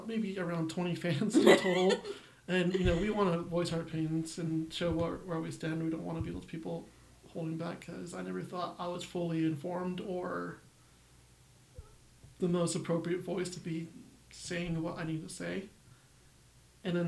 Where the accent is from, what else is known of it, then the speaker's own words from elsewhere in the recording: United States; I'm Mexican American